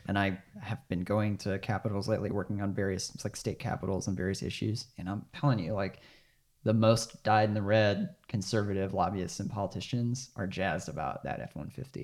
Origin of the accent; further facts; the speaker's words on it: Arkansas, United States; I'm from Arkansas